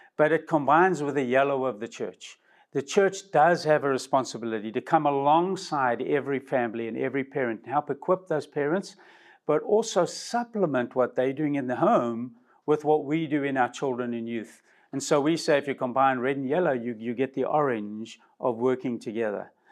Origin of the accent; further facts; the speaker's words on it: South Africa; now in United States; from my original country, I came from South Africa